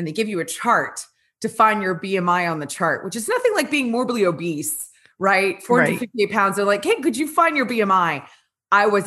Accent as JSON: {"language": "English", "region": "Louisiana", "country": "United States", "tie": "born or raised there", "said": "I was born and raised in Louisiana"}